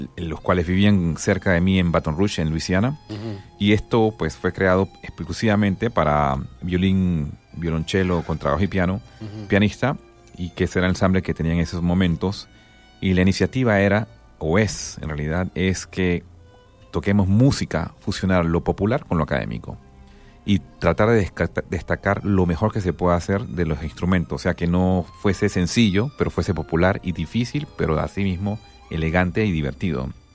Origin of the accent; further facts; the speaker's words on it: Panama; yo soy de Panamá, soy panameño.